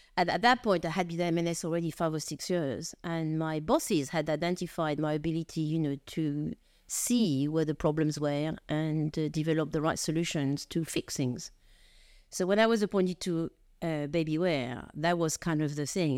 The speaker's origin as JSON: {"language": "English", "country": "France", "accent": "French", "moved": "yes", "lives_now": "United Kingdom", "said": "I'm French of origin, as you probably gather from, uh, from my accent"}